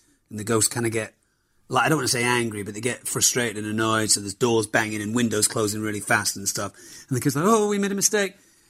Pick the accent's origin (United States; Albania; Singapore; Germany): Germany; I do remember my parents dropping my brother and I off at matinees. We grew up in Germany